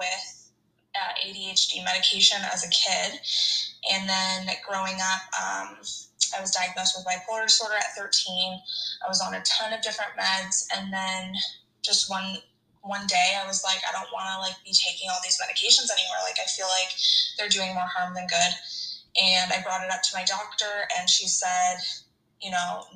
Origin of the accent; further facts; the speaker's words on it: Hamilton, Ontario, Canada; I'm from Hamilton, Ontario, and I am married to my high school sweetheart.